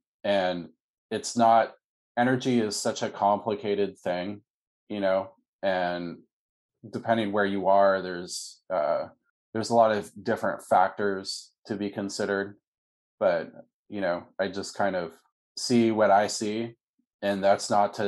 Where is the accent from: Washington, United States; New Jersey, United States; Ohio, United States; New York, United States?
Washington, United States; Seattle; When I was a young kid, I grew up in Seattle, Washington